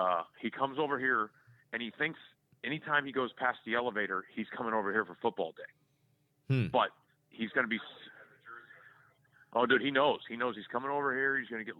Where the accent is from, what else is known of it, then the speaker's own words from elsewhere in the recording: Charlotte, North Carolina, United States; moved away; also born or lived in Chicago, Illinois; I consider Charlotte, North Carolina, my home city. That's where I consider where I grew up.